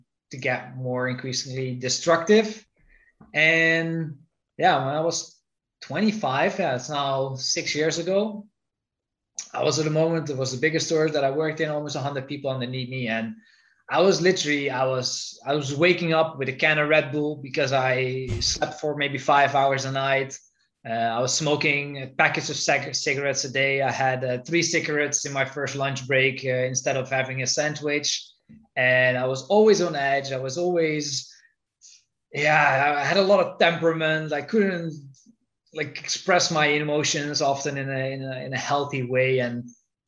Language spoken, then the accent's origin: English; Netherlands; moved away; I'm originally from the Netherlands.